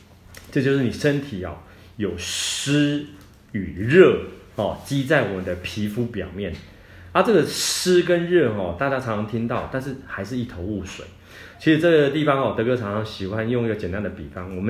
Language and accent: Chinese; Taiwan; 我们台湾人哦很喜欢吃这些重口味的啊，哦烧烤的啦，那辛辣的啊。